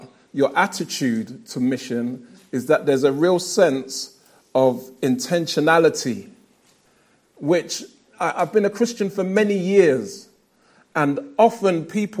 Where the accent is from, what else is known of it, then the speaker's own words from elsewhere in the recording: London, United Kingdom; I'm a Lewisham resident, born and raised in South London